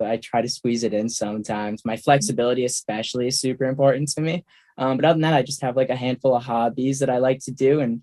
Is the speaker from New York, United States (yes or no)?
no; Worcester, Massachusetts, United States; Worcester. I grew up in Worcester